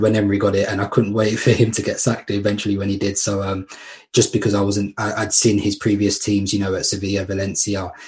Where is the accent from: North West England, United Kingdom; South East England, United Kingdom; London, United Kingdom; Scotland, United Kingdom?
London, United Kingdom; I grew up in East London, Hackney and Walthamstow